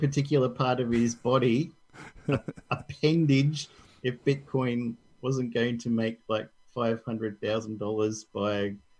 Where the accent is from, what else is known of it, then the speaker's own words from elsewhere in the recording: Barcelona, Catalonia, Spain; I come from Barcelona.